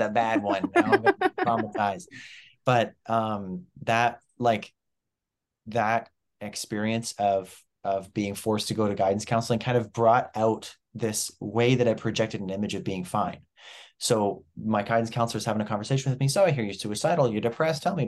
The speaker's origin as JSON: {"language": "English", "region": "New Brunswick", "country": "Canada", "tie": "born or raised there", "also_born_or_lived": "Ontario", "said": "I was born in Ontario, moved to New Brunswick when I was 8 years old."}